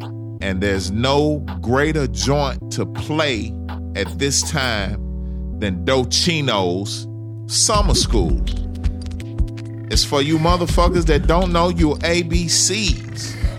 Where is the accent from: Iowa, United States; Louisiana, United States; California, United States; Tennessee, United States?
Tennessee, United States; Memphis; Born and raised in Memphis.